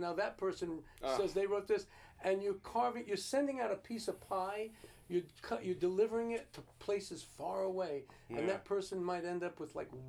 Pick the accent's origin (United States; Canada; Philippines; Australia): United States; Garfield, New Jersey; Yeah, New Jersey.